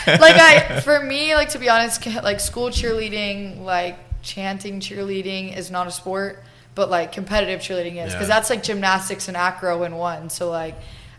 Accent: Round Rock, Texas, United States; also born or lived in Belton, Texas; But Round Rock, Texas, so just right up the street from where we are now. So, yeah, went to high school around here

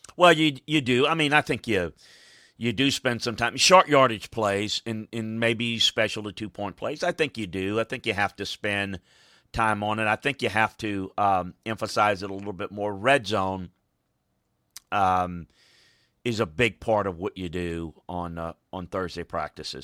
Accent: Deep South, United States; where I grew up in the Deep South

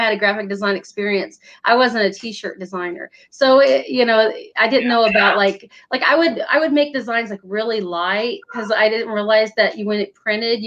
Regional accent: Northern Indiana, United States; moved away as an adult; now in Virginia, United States; I'm in Virginia now, but I was from Northern Indiana. I lived there at the time.

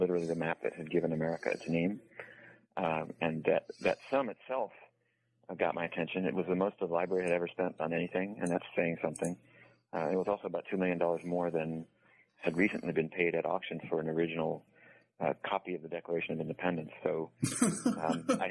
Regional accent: New England, United States; I grew up in New England, roughly speaking

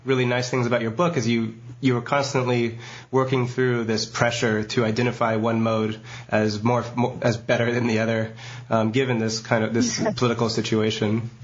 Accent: United States; as an American

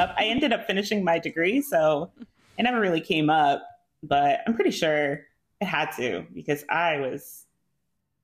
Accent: New Jersey, United States; moved away as an adult; also born or lived in Utah / South Korea; I'm from New Jersey

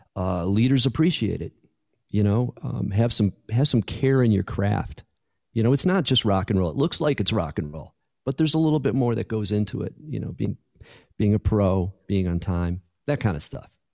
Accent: Buffalo, New York, United States; moved away; also born or lived in California; growing up in Buffalo, you know, in, in, in Western New York

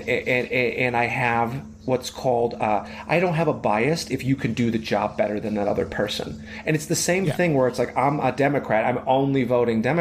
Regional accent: Chicago, Illinois, United States; I'm from Chicago

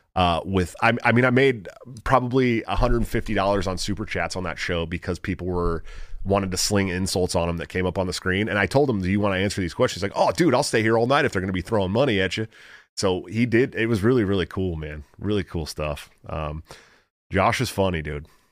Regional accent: Bay Area, Northern California, United States; I was born in Northern California too.

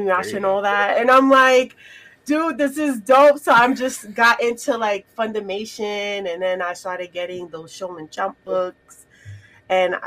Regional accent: New York, United States; I grew up in New York

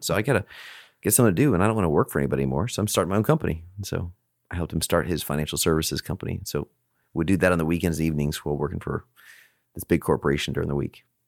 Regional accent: Alaska, United States; also born or lived in Chicago; now in Texas, United States; I grew up in Alaska

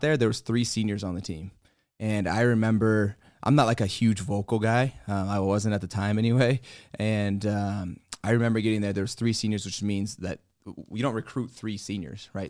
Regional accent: Colorado, United States; I'm from Colorado

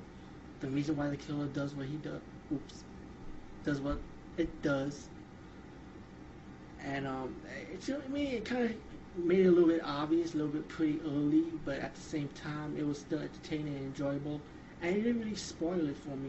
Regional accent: New York City, New York, United States; as a New Yorker

